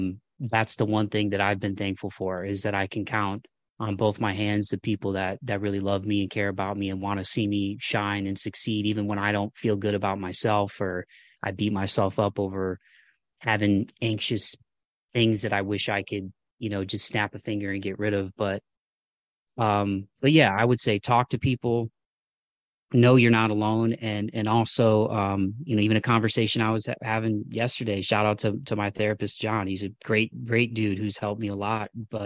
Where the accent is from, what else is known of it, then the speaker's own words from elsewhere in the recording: Midwest, United States; the kind of rub the dirt on it, suck it up kind of stuff that probably I grew up with in the Midwest.